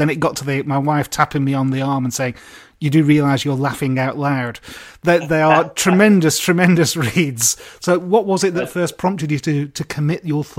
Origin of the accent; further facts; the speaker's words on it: Blackburn, North West England, United Kingdom; moved away; also born or lived in Accrington; I wasn't born there. I was born in Accrington, but I went to school in Blackburn.